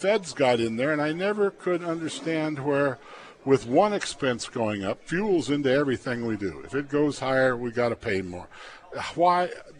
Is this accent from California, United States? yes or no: no; Plainview, Nebraska, United States; I grew up in Plainview.